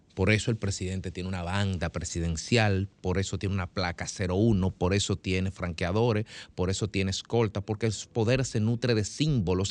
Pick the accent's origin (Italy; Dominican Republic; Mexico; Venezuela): Dominican Republic; yo vivo aquí, yo soy ciudadano de la República Dominicana, no lo soy de otro lado